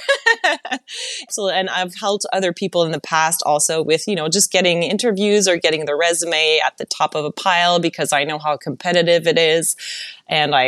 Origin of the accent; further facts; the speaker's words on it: Montreal, Quebec, Canada; English is a second language; moved away as an adult; now in Los Angeles, United States; in Montreal, when at school, no one actually ever told me this